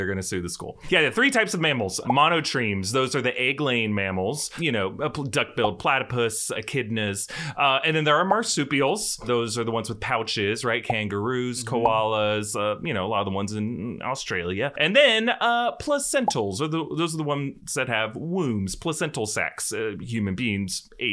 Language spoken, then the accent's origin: English; North Florida, United States; I'm from North Florida, not South Florida